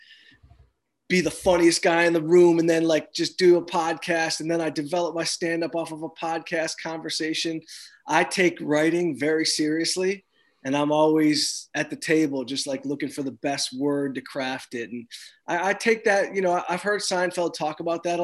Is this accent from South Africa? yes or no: no; outside Detroit, Michigan, United States; moved away as an adult; also born or lived in Los Angeles; I grew up outside Detroit